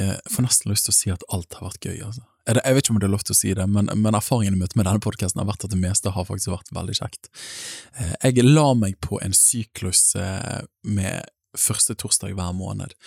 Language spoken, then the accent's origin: Norwegian; Bergen, Vestland, Norway; accent: Bergen; bor i Bergen, som språket røper. Jeg kommer fra Åsane bydel